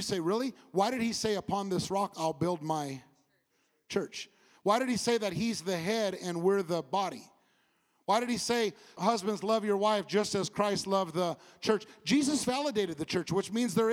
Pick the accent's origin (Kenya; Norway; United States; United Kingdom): United States; California; moved away as an adult; now in Bible Belt, United States; I'm from California